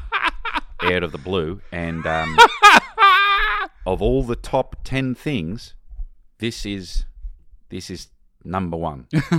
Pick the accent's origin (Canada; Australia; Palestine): Australia; I'm Australian.